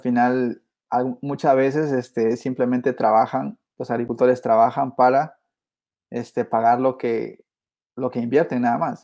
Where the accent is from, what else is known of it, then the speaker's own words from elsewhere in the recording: Peru; moved away as an adult; now in United States; originalmente, como te dije, soy de Perú y, este, y he sido pues este hijo de agricultor, de cafetalero en Perú